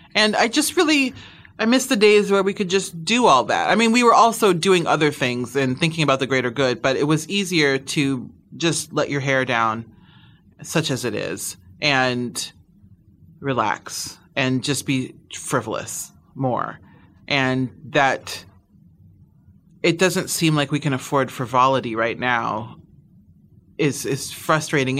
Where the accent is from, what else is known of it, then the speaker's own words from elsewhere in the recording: Midwest, United States; now in Los Angeles, United States; I'm from the Midwest. I born and raised